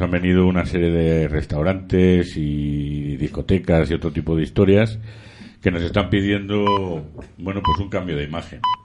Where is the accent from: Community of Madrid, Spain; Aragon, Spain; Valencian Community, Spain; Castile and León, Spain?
Community of Madrid, Spain; Madrid; yo soy madrileño, eh, muy madrileño